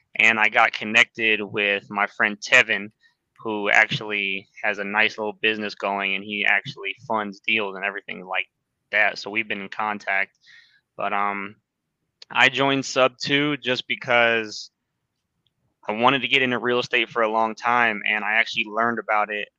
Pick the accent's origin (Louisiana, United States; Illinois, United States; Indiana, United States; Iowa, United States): Illinois, United States; I'm from Illinois